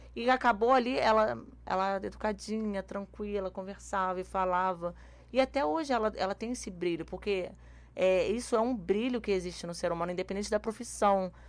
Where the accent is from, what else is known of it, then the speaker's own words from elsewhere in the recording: Rio de Janeiro, Brazil; Eu sou carioca